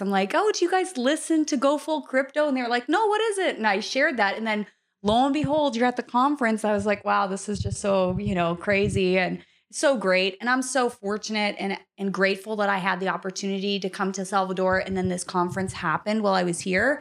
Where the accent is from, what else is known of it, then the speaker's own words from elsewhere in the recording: Canada; moved away as an adult; I was raised my entire life to think that Canadians were a certain way